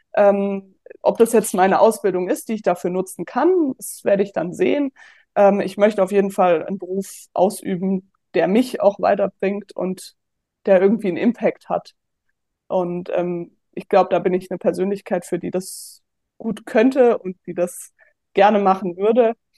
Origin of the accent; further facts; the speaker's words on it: Offenbach am Main, Hesse, Germany; moved away as an adult; also born or lived in Würzburg; ich komme ursprünglich aus Offenbach